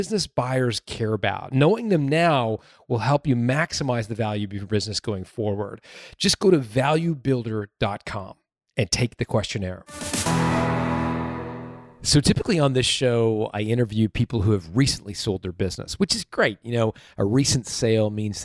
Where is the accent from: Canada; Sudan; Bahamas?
Canada; I'm from Canada.